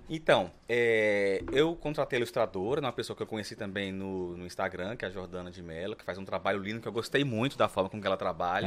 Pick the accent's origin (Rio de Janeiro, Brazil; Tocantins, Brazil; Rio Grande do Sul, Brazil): Tocantins, Brazil; Araguaína; eu nasci em Araguaí, no Tocantins, sou araguainense do pé rachado